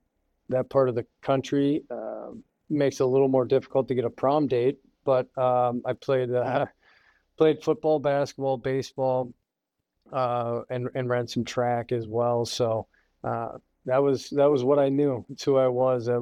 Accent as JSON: {"language": "English", "town": "Grand Forks", "region": "North Dakota", "country": "United States", "tie": "born or raised there", "said": "I grew up in Grand Forks, North Dakota"}